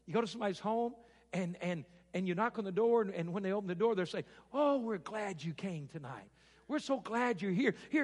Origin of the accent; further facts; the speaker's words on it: Arkansas, United States; moved away; I grew up in Arkansas